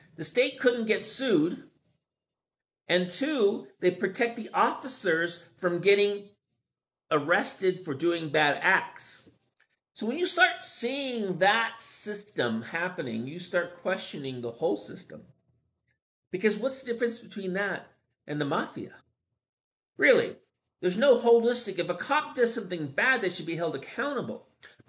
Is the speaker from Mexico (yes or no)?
yes; Mexico City, Mexico; I'm actually from Mexico City.